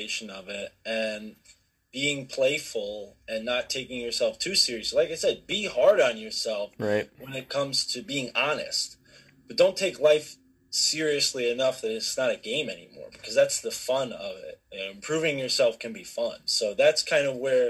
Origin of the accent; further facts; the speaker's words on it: Connecticut, United States; I'm from Connecticut